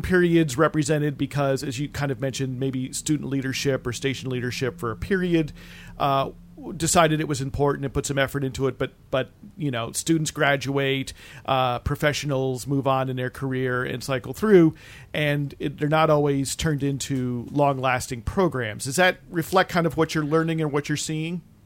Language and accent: English; East Coast, United States; I have some recollections from growing up on the East Coast and traveling a lot to that area